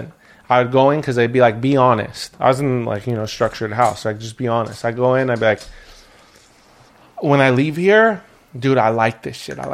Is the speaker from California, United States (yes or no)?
yes; Burbank, California, United States; I grew up in Burbank